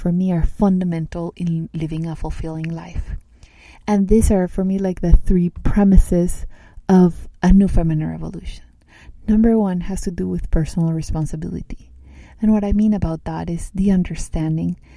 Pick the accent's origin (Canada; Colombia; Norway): Colombia; Medellín, Antioquia; I grew up in Colombia, in South America, in a city that's called Medellin